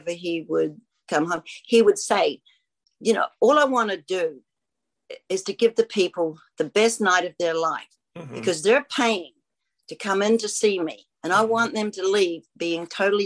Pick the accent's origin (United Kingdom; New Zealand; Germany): New Zealand; moved away; Grew up in New Zealand